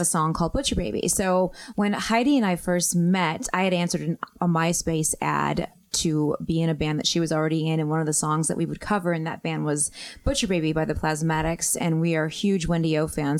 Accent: Detroit, Michigan, United States; I grew up in Detroit

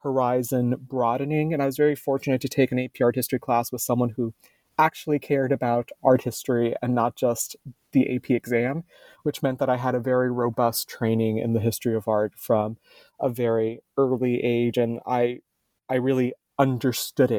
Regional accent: Miami, Florida, United States; So I was raised in Miami, Florida, basically in the Everglades

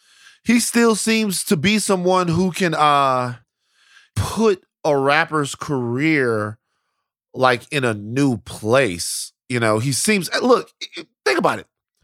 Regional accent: Louisiana, United States; I'm from Louisiana.

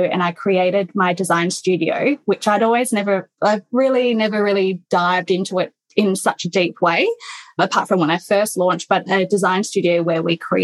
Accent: Perth, Western Australia, Australia; also born or lived in London; I was raised in Perth

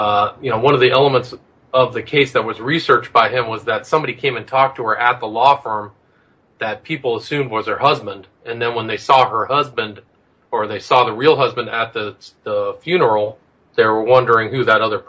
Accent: Palo Alto, California, United States; You know, I grew up in Palo Alto, so I was familiar with that whole situation, the rumors.

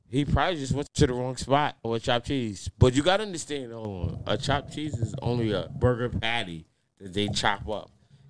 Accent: Long Island, New York, United States; And I'm from Long Island

